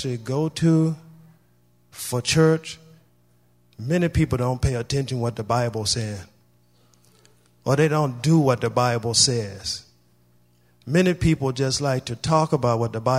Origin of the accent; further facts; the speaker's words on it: Louisiana, United States; I am originally from the South in Louisiana. I was born and raised there